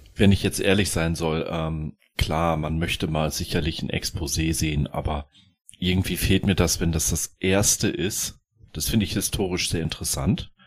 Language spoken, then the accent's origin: German; West Germany, Germany; als ich Teenie war, ja, da hat sich ja die Mauer geöffnet. Ich war aus Westdeutschland